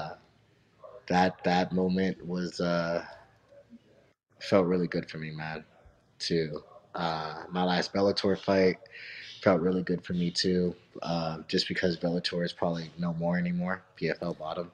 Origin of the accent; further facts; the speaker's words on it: Missouri, United States; I'm from Missouri